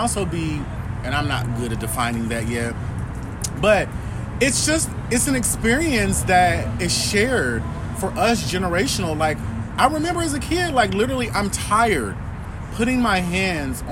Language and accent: English; Kansas City, Missouri, United States; I'm from Kansas City, Missouri, born and raised